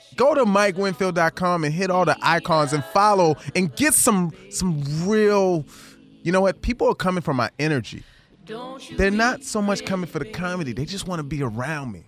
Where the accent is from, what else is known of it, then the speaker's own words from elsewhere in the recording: Baltimore, Maryland, United States; I grew up in Baltimore, Maryland